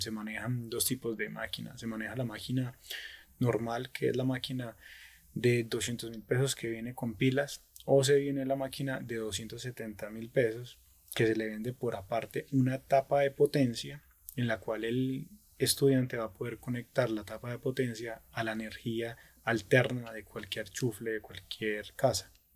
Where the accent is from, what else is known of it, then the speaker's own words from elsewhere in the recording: Pereira, Risaralda, Colombia; now in Dosquebradas, Colombia; yo soy de Pereira, ¿cierto? Vivo actualmente en Dos Quebradas